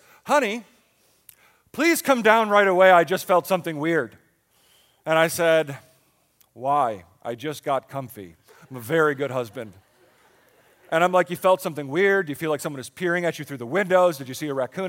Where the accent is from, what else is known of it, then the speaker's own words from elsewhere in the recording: Buffalo, New York, United States; now in Pottstown, United States; I grew up in Buffalo